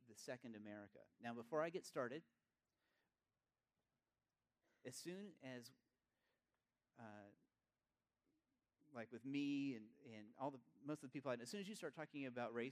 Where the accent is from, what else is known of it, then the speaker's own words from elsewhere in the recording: East Tennessee, United States; I grew up in East Tennessee